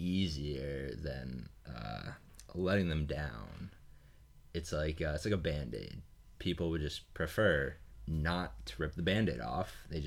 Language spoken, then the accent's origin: English; Massachusetts, United States; I am from Massachusetts.